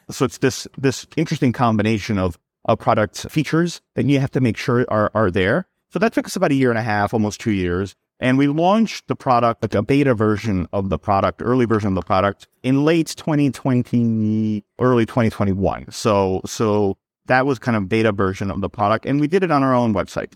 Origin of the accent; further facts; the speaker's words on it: New York, United States; also born or lived in Serbia; I was born in Serbia. I moved to New York when I was six years old, so I grew up in New York